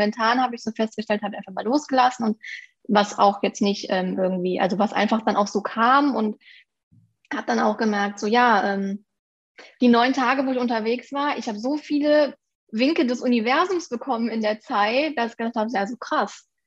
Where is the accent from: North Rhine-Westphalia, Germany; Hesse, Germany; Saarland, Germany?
North Rhine-Westphalia, Germany; Aachen; bin 29 Jahre alt, komme aus den ähm, schönen Aachen und bin Fotografin